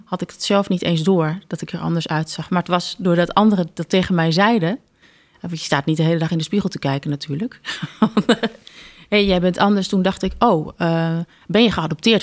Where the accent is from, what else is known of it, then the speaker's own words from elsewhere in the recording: Groningen, Netherlands; also born or lived in Belgium / Wageningen; ik ben in België geboren, uit een Congolese vader en een Nederlandse moeder. Eh, maar eigenlijk al eh, sinds dat ik één jaar ben, ben ik eh, nou ja, in en rond de stad Groningen opgegroeid.